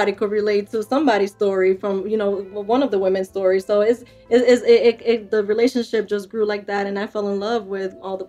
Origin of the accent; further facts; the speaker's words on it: New York, United States; I was mostly into baseball because I grew up in New York and my family's Dominican.